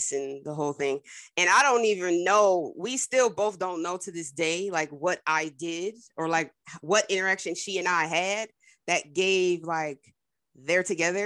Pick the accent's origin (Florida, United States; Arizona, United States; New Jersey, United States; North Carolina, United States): New Jersey, United States; moved away; I'm from Jersey originally